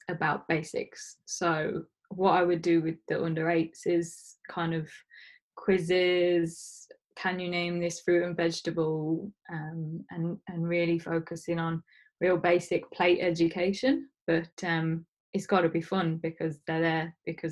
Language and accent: English; Leicester, East Midlands, United Kingdom; moved away as an adult; now in Leeds, United Kingdom; I'm from Leicester. So after my master's, I'd kind of moved home for a period of time